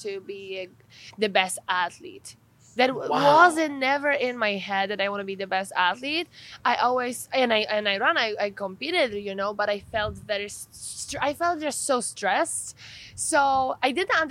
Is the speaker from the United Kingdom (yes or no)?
no; Poland; now in California, United States; I was born in Poland, born and raised